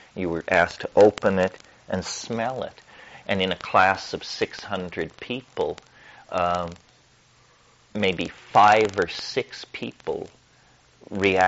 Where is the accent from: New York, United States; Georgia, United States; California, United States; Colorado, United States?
Colorado, United States; I'm from Colorado